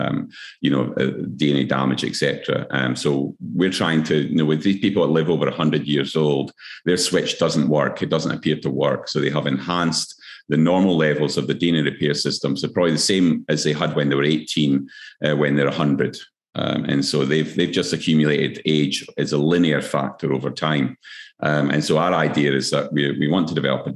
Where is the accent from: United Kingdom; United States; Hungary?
United Kingdom; Scotland; now in Queensland, Australia; I'm Scottish as well.